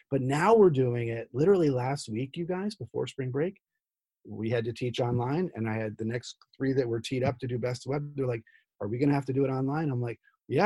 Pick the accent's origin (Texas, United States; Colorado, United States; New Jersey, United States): New Jersey, United States; moved away; also born or lived in Midwest; I'm from Jersey.